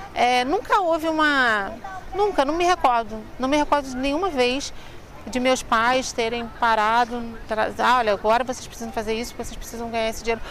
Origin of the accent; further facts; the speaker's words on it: Rio de Janeiro, Brazil; Eu nasci no Rio de Janeiro, em Madureira, que é o, o, bairro que eu moro ainda até hoje